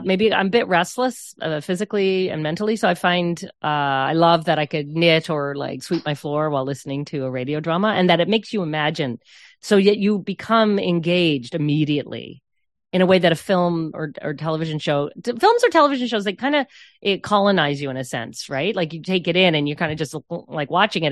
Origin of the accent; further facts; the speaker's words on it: St. John's, Newfoundland and Labrador, Canada; moved away; growing up on the South Side Road